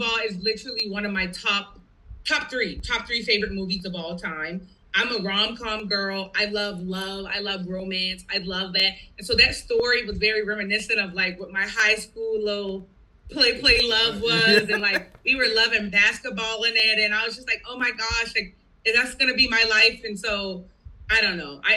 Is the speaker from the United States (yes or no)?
yes; Charleston, South Carolina, United States; I was born and raised in Charleston.